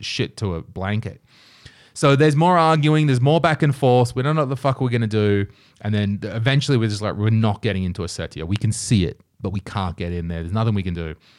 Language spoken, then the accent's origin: English; Nelson Bay, New South Wales, Australia; moved away as an adult; now in Estonia; I'm Australian